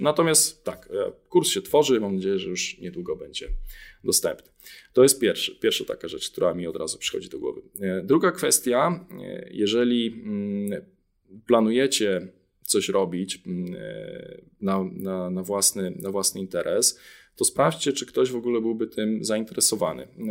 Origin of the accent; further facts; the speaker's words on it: Jarosław, Subcarpathian Voivodeship, Poland; moved away as an adult; also born or lived in Kraków; oryginalnie pochodzę z Jarosławia, z Podkarpacia